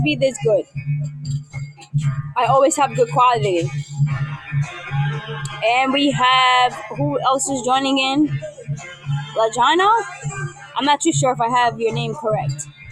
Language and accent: English; New York City, New York, United States; I am from New York. I am from the BX, the Bronx